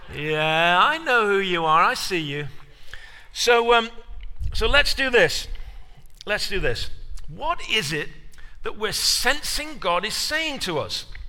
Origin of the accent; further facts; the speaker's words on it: England, United Kingdom; moved away as an adult; now in United States; being an Englishman in America when you first arrive.